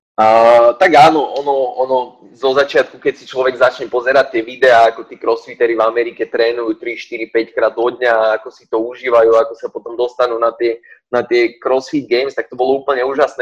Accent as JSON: {"language": "Slovak", "town": "Partizánske", "region": "Trenčín Region", "country": "Slovakia", "tie": "born or raised there", "said": "narodil som sa v Partizánskom, hej, v roku 92"}